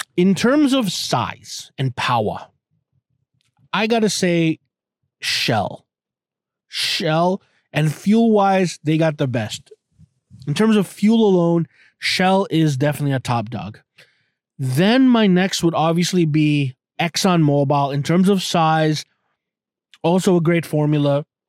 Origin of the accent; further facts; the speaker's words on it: Canada; I'm a Canadian